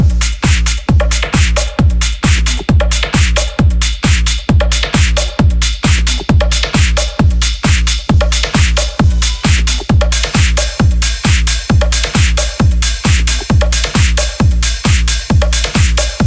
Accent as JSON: {"language": "English", "country": "United Kingdom", "tie": "born or raised there", "moved": "as an adult", "lives_now": "Australia", "said": "British, because that's where I was born and spent, you know, half my life"}